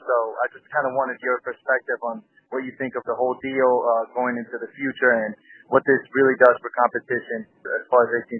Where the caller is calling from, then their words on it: Palm Beach, Florida, United States; I'm calling you from Palm Beach, Florida.